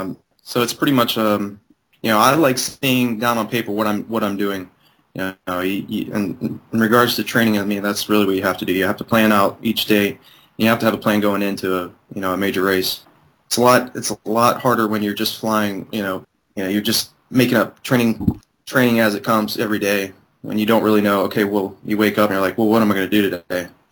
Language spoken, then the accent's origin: English; Mingo Junction, Ohio, United States; I'm from Mingo Junction, Ohio.